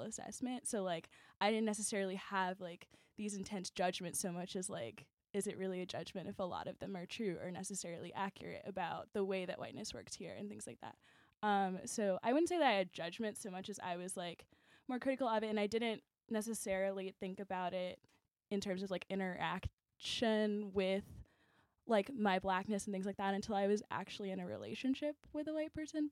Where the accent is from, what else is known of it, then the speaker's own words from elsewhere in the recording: Chicago, Illinois, United States; we're from Chicago